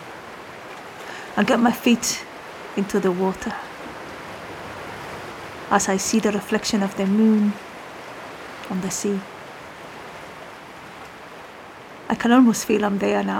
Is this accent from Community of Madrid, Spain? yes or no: yes; Madrid, Community of Madrid, Spain; English is a second language; I am originally from Madrid, but my family is not from Madrid. They are from Andalusia, specifically from Almeria